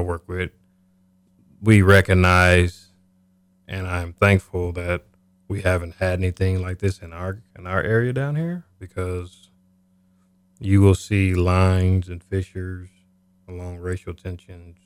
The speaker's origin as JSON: {"language": "English", "town": "Topeka", "region": "Kansas", "country": "United States", "said": "I'm originally from Topeka. Okay. Kansas."}